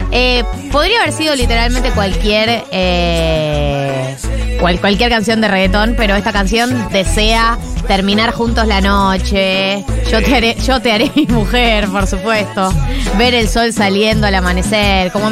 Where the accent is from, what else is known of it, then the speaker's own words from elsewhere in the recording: Argentina; hay que decir que los pacatos somos los argentinos en particular.